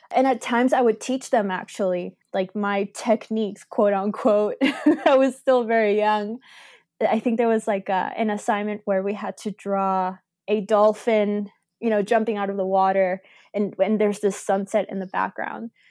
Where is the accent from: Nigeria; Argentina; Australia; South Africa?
Argentina; now in Canada; I'm originally from Argentina